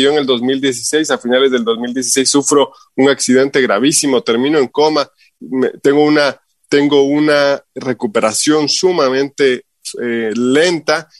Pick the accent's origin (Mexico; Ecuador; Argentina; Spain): Ecuador; Quito, Pichincha; moved away as an adult; also born or lived in Utah, United States; now in Salt Lake City, United States; como buen ecuatoriano